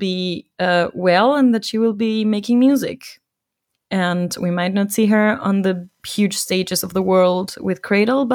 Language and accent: English; Ecuador; moved away; my home country, in my hometown